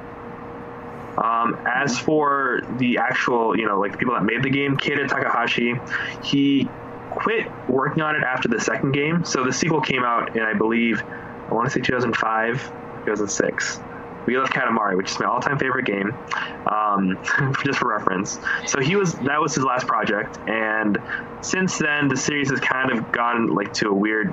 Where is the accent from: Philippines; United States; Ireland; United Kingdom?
Philippines; I'm Filipino